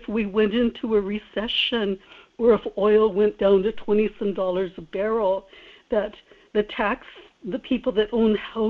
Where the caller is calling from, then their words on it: Kodiak, Alaska, United States; in Kodiak.